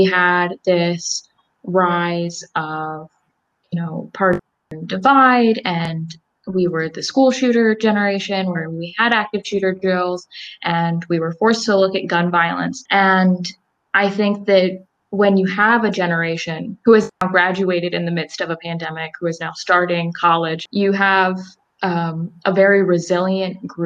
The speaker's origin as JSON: {"language": "English", "town": "Salisbury", "region": "Maryland", "country": "United States", "said": "I am from Salisbury, Maryland, and I attend Elizabethtown College in Elizabethtown, Pennsylvania."}